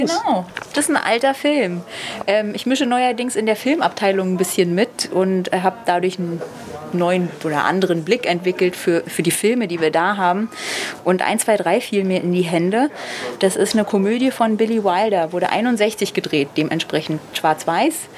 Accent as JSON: {"language": "German", "region": "Berlin", "country": "Germany", "said": "Als Berlinerin"}